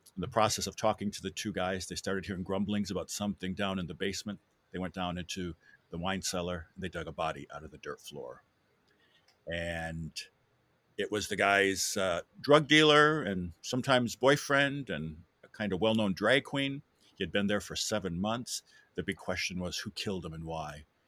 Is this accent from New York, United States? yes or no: no; Wisconsin, United States; moved away as an adult; also born or lived in Europe; now in Louisville, United States; I'm from, uh, Wisconsin originally, born and bred, and I moved here in nineteen ninety-three.